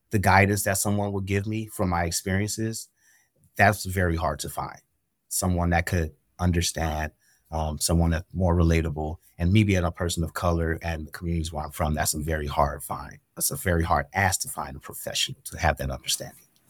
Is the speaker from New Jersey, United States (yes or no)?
no; Pasadena, California, United States; moved away; I am a young guy from Pasadena, California, um, and I had experienced a lot of trauma growing up in the Los Angeles Basin